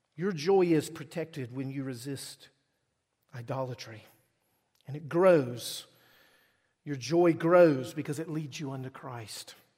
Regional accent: Mississippi, United States; moved away; I'm from Mississippi

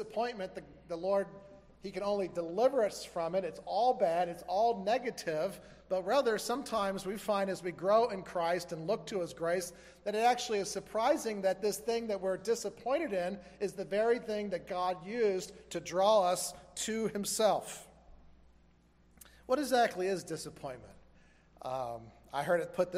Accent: Florida, United States; growing up in Florida

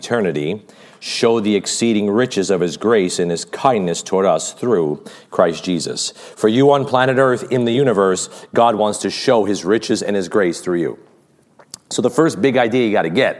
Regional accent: United States; as an American

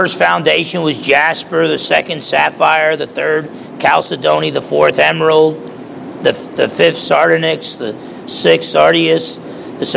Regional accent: United States; being American

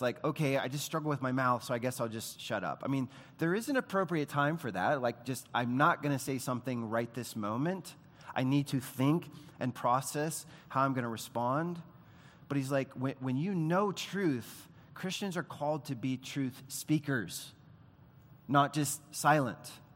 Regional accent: United States; we, as Americans

